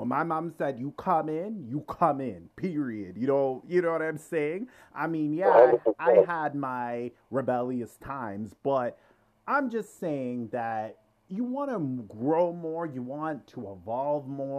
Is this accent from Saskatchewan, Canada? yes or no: no; Toronto, Ontario, Canada; I grew up in Scarborough. I'm from Scarborough